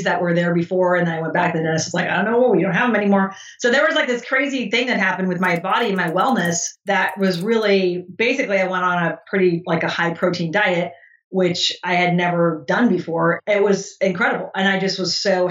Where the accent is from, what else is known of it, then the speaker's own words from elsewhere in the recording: California, United States; moved away as an adult; also born or lived in Italy; as an American college student and growing up in the 90s in California